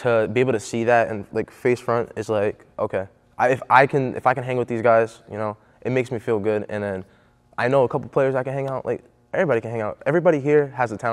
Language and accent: English; Pawtucket, Rhode Island, United States; I'm literally from Rhode Island.